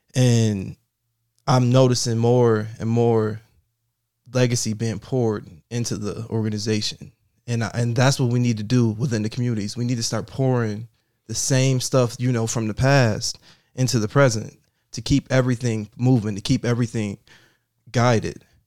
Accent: Buffalo, New York, United States; I grew up in the Fillmore area

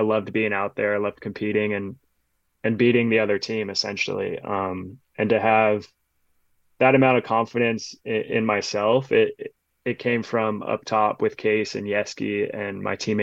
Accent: Los Angeles area, California, United States; born or raised there

